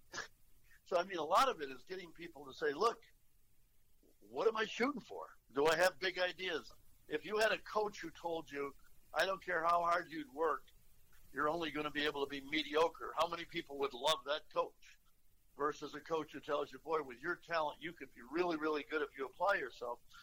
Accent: Rutland, Vermont, United States; moved away; my hometown, a small town in Vermont, Rutland, Vermont

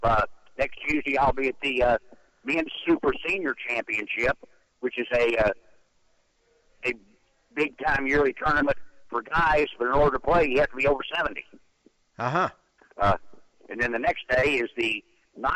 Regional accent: the panhandle of Florida, United States; moved away as an adult; also born or lived in Tennessee; now in The Villages, United States; I was born in Tennessee, grew up in the panhandle of Florida, left there after I got out of high school

